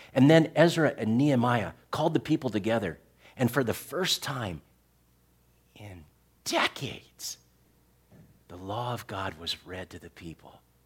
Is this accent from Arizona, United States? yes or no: yes; Tucson, Arizona, United States; I grew up in Tucson, Arizona